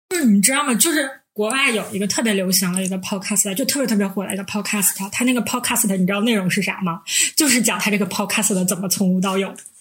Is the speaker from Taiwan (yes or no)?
no; Northeast China, China; 我们是三个来自东北的 ladies